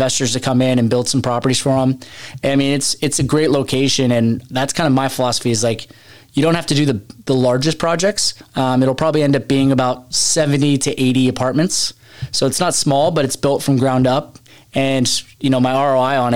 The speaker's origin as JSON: {"language": "English", "town": "Seattle", "region": "Washington", "country": "United States", "tie": "born or raised there", "moved": "as an adult", "lives_now": "San Diego, United States", "said": "I was born and raised in Seattle"}